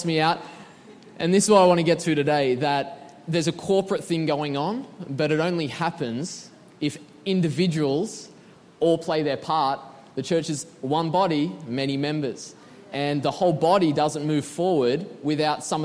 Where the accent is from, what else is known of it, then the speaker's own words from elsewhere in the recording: Sydney, New South Wales, Australia; moved away; We are from Sydney, Australia